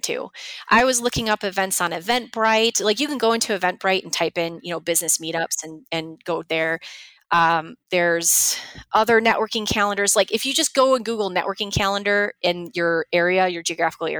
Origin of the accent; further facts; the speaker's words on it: Chicago, Illinois, United States; I'm from Chicago